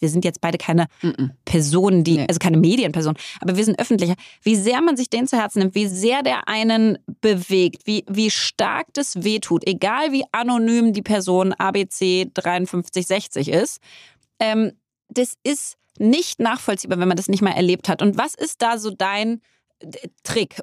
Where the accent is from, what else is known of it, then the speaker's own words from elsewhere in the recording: Berlin, Germany; ich bin Berlinerin